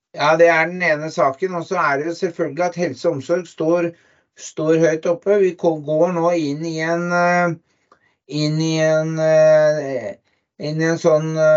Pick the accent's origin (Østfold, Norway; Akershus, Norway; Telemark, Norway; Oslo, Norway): Oslo, Norway; now in Lier, Norway; Jeg kommer fra Oslo